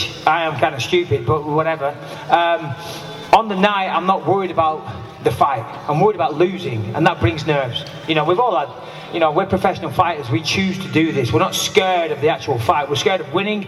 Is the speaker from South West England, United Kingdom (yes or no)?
no; Clitheroe, North West England, United Kingdom; I'm from just down the road, I'm from Clitheroe